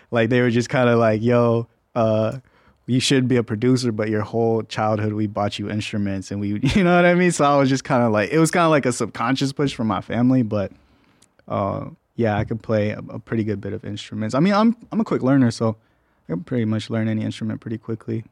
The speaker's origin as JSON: {"language": "English", "country": "Mexico", "said": "I'm from Mexico, so that's really where my heart's"}